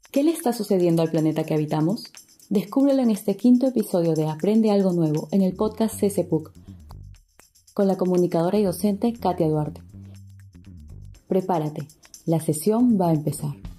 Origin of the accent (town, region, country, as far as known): Peru